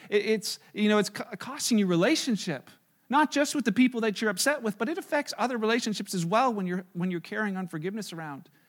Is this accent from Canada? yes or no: yes; Canada; we're Canadian